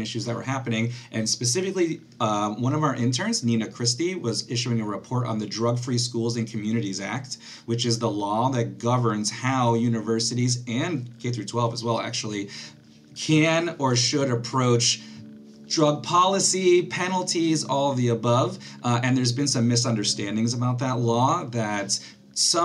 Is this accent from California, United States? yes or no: no; Connecticut, United States; I'm from Connecticut